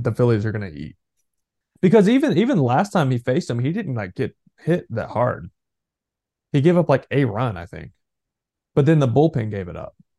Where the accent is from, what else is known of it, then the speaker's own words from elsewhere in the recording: Texas, United States; I'm from Texas